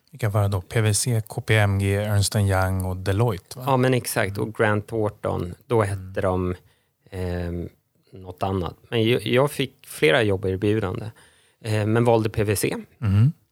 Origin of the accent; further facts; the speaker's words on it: Stockholm, Stockholm County, Sweden; also born or lived in Uddevalla / Kiruna / Syria / Israel; 43 år typ stockholmare. Jag är född i Uddevalla men, men kom till Stockholm när jag var två-ish.